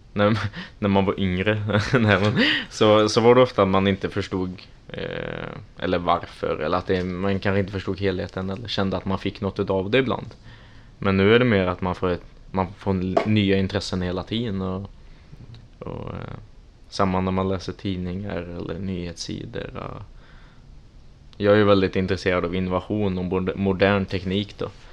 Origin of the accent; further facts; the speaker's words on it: Trollhättan, Västra Götaland, Sweden; moved away as an adult; now in Linköping, Sweden; Så jag är ursprungligen från Trollhättan